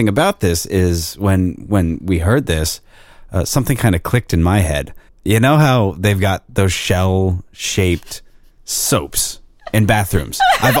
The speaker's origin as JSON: {"language": "English", "area": "York County", "region": "Pennsylvania", "country": "United States", "tie": "born or raised there", "also_born_or_lived": "Downingtown, Pennsylvania / Philadelphia", "moved": "as an adult", "said": "I grew up in York County"}